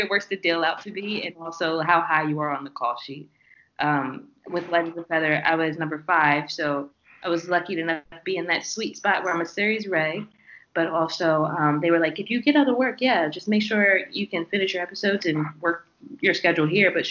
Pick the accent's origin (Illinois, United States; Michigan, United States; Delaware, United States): Delaware, United States; Seaford; also born or lived in Rehoboth Beach, Delaware / Atlanta, Georgia; now in Los Angeles, United States; I'm from Seaford, Delaware. Slower, lower.